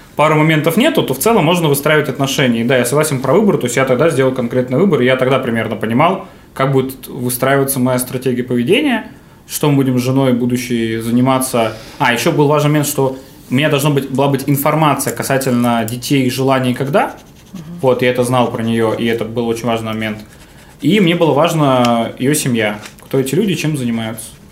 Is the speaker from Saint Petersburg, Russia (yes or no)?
no; Novosibirsk, Novosibirsk Oblast, Russia; я из Новосибирска, э, закончил школу в Академгородке